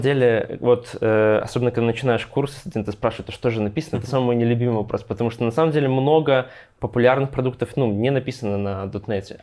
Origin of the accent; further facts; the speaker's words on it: Grodno, Grodno Region, Belarus; родом я из Гродно